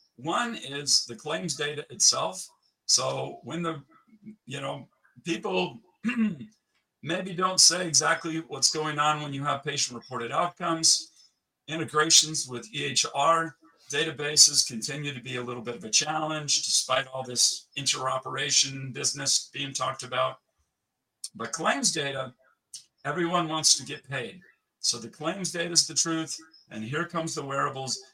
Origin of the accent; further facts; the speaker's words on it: United States; moved away as an adult; also born or lived in Switzerland; I lived 15 years in Switzerland, but I'm still American.